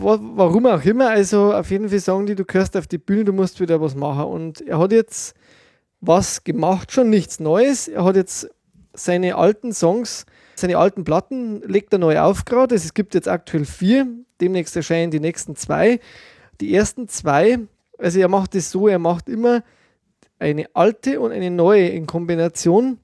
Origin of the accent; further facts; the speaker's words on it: Germany; bei uns in Deutschland